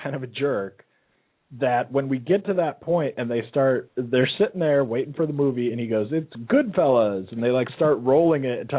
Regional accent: Normandy, France; because we're from Normandy, France

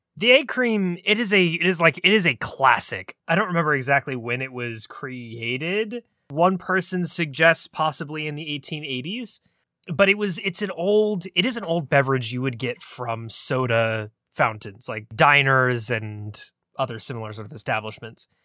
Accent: United States; we in the States

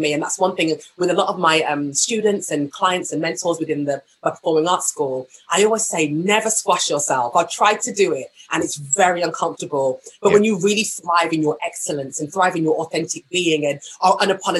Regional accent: Walsall, West Midlands, United Kingdom; the church that we were raised in Walsall, a small town called Walsall, was so musical

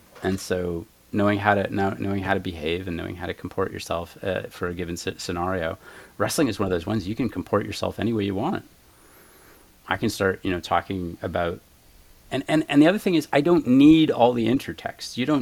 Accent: Canada; moved away as an adult; now in United States; I'm French Canadian

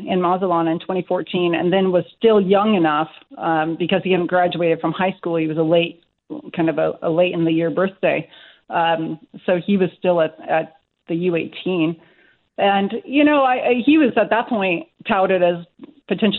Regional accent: California, United States; I grew up in California

